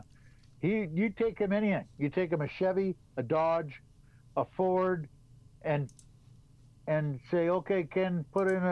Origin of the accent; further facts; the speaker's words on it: Sarnia, Ontario, Canada; now in Alberta, Canada; I'm from Sarnia.